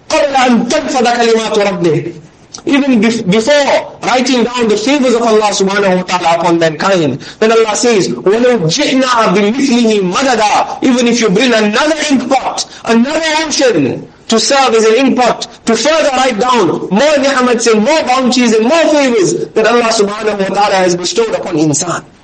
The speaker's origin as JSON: {"language": "English", "town": "Durban", "region": "KwaZulu-Natal", "country": "South Africa", "said": "we are from Durban."}